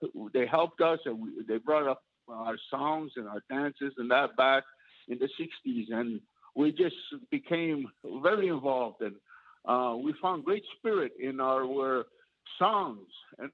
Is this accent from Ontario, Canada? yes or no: no; Kahnawake, Quebec, Canada; also born or lived in Omaha Valley; growing up in Caughnawaga and always being at the Longhouse